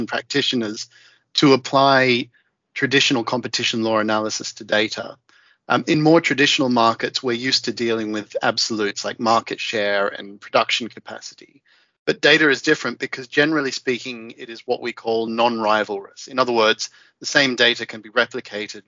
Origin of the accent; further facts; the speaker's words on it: Australia; moved away; as an Australian